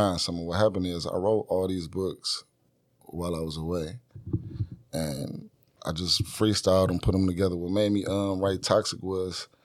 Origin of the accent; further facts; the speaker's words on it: Detroit, Michigan, United States; I'm from Jefferson and Chalmers